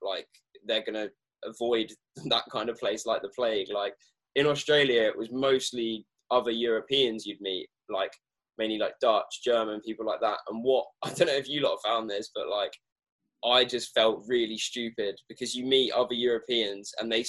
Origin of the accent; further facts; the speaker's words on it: England, United Kingdom; as an English person